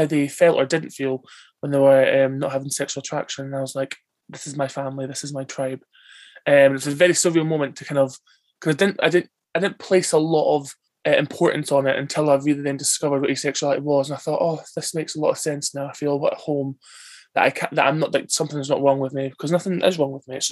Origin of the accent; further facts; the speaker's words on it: Bonnybridge, Scotland, United Kingdom; I'm from Bonnie, Scotland